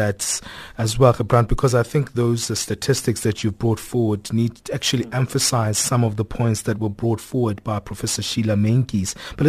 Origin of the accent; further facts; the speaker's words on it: South Africa; as South Africans